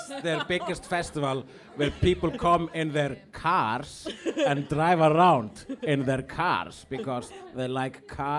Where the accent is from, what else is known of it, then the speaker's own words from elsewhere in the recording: Iceland; I am an Icelandic person.